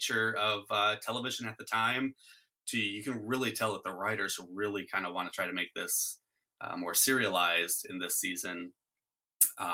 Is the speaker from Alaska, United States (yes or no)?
yes; Alaska, United States; now in Oregon, United States; we're all from Alaska but now live in Oregon